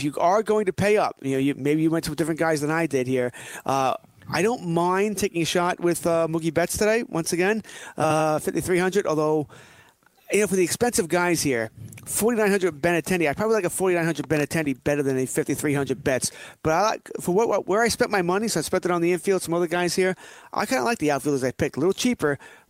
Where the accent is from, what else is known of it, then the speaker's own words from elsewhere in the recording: Elmont, New York, United States; I grew up in Elmont